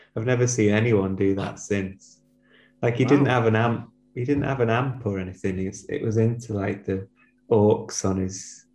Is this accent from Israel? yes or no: no; Chorley, North West England, United Kingdom; In Chorley, in Lancashire.